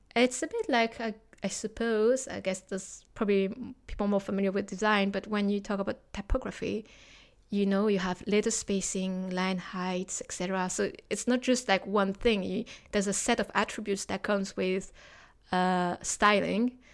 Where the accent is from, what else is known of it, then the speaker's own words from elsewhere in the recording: France; moved away as an adult; also born or lived in Hong Kong / Osaka; now in London, United Kingdom; I'm originally from France, but I live in Hong Kong, Osaka, and now I've settled in London.